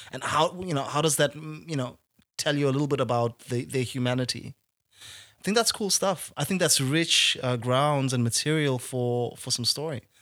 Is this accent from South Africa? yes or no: yes; South Africa; I speak as a South African